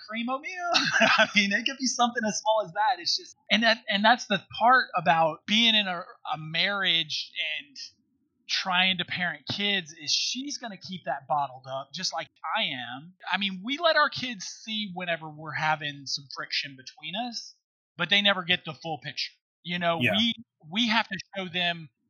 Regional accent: South Mississippi, United States; moved away; we were the epitome of dirt floor poor growing up in South Mississippi.

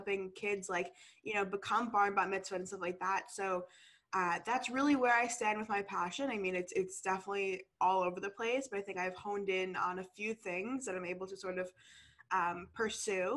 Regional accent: New York, United States; moved away as an adult; now in San Diego, United States; I'm originally from New York and I go to school in San Diego

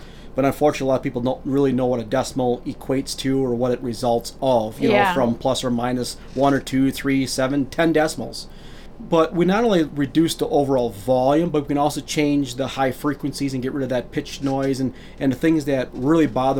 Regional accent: Green Bay, Wisconsin, United States; we're from Green Bay, Wisconsin.

